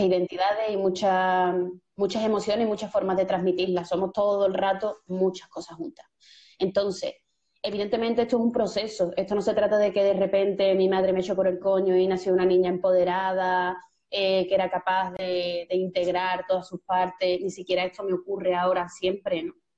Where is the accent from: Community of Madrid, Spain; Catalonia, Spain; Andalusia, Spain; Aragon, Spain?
Andalusia, Spain; Seville; yo soy de Sevilla, nací en un barrio, como mucha gente sabe, periférico, en Torreblanca de los Caños